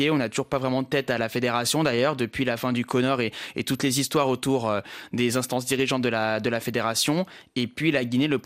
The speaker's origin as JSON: {"language": "French", "country": "Comoros", "said": "parce que je suis comorien, mais je suis aussi guinéen évidemment"}